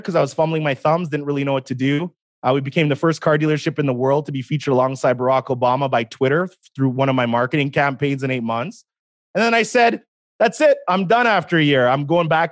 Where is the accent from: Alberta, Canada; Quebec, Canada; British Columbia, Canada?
Alberta, Canada; Edmonton; I was born in Edmonton, Alberta, 1984, April 22nd